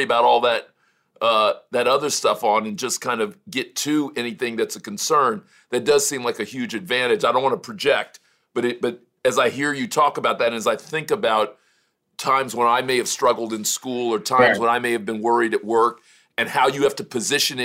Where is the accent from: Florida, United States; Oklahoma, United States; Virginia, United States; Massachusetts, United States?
Florida, United States; Miami; I grew up in Miami